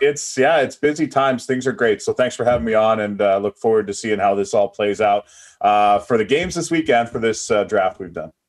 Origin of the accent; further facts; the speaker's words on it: East Coast, Canada; I'm from the East Coast